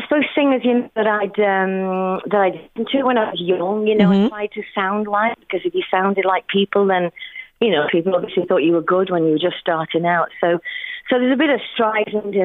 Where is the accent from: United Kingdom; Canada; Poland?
United Kingdom; Yorkshire and the Humber; moved away as an adult; now in Ireland; Very different from my home country. I was born in Yorkshire, you know, but we've lived here now for 24 years